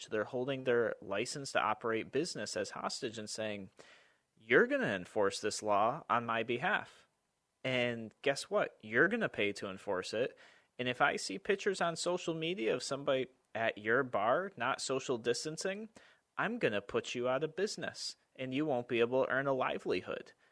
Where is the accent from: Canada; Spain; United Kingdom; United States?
United States; Albany, New York; I'm yep. from Albany.